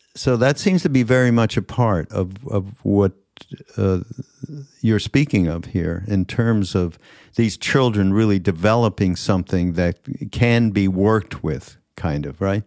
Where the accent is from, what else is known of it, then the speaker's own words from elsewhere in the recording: Montreal, Quebec, Canada; moved away; I'm from Montreal. We didn't get all the same shows. We got Canadian